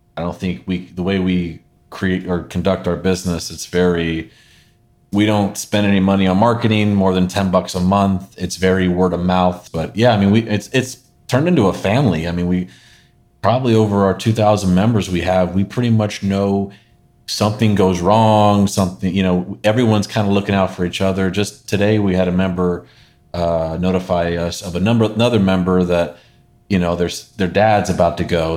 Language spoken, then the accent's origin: English; Northern California, United States; Born and raised Northern California